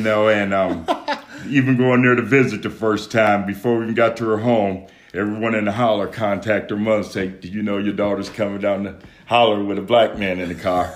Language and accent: English; Detroit, Michigan, United States; I'm from Detroit, Michigan